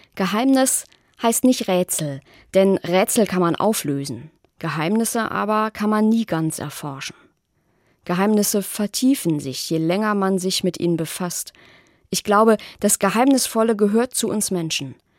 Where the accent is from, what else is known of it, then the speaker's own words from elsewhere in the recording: Rhineland, Germany; mir als Rheinländerin